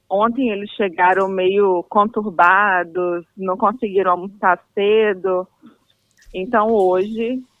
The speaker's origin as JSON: {"language": "Portuguese", "town": "Guarapari", "region": "Espírito Santo", "country": "Brazil", "said": "Espírito Santo, é... de Guarapari."}